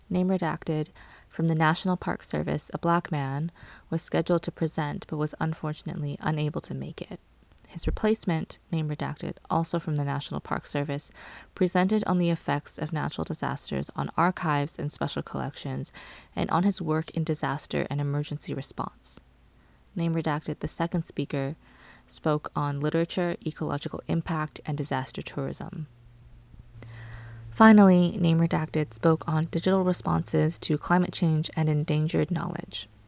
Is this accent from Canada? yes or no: yes; Canada; I am Cantonese Canadian and part of the Hong Kong diaspora.